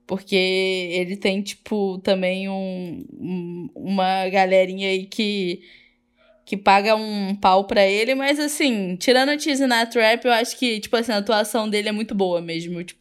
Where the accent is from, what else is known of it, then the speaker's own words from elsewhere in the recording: Brazil; a gente, como brasileiros, a gente acha que só nosso país é super corrupto, né?